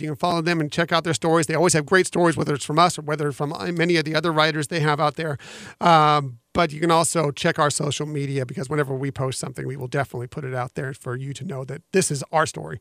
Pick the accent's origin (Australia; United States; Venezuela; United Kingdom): United States; West Coast; I grew up on the West Coast going to the Disneyland Resort